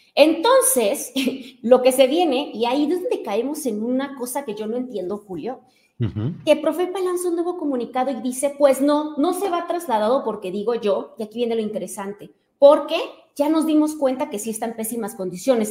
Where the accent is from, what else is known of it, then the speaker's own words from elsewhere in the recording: Tijuana, Baja California, Mexico; Yo soy de Tijuana